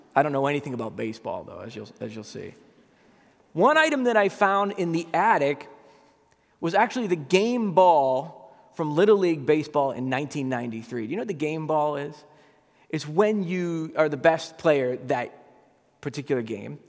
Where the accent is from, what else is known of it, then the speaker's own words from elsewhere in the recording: Massachusetts, United States; moved away; I was back in my hometown in, in Massachusetts